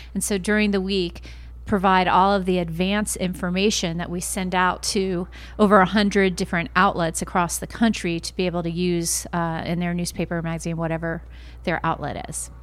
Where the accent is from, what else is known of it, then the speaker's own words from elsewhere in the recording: Lakeland, Florida, United States; my hometown of Lakeland